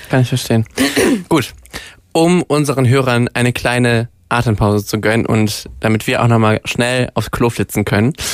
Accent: Duisburg, North Rhine-Westphalia, Germany; now in Cologne, Germany; Also ich komme äh, gebürtig aus dem Ruhrpott und äh, habe, nachdem ich nach Köln gezogen bin

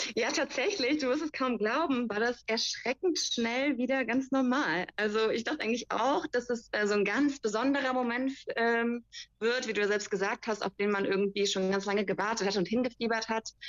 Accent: Germany; bei uns in Deutschland

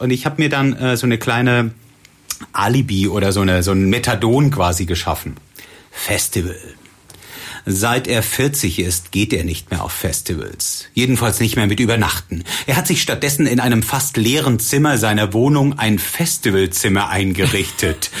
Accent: Southern Germany, Germany; moved away as an adult; also born or lived in Cologne / Bonn; Ich komme eigentlich aus Süddeutschland und bin nach Köln gezogen und äh, habe hier Zivi gemacht

